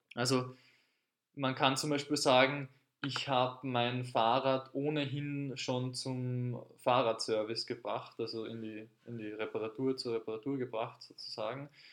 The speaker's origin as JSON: {"language": "German", "region": "Carinthia", "country": "Austria", "tie": "born or raised there", "moved": "yes", "lives_now": "Vienna, Austria", "said": "in Kärnten, wo ich aufgewachsen bin"}